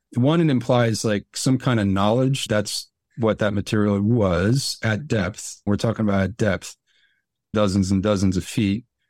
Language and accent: English; Newark, New Jersey, United States; moved away; I grew up around outside of Newark. I lived in Newark for some, some years